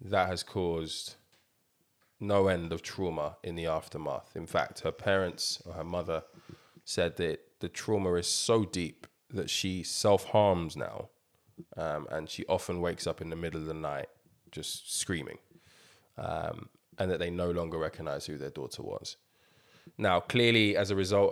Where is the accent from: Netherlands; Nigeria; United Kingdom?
Nigeria; we're all Nigerian